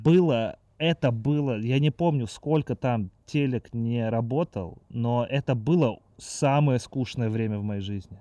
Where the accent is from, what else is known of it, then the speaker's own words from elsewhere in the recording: Moscow, Russia; я родился и вырос в Москве, мне 30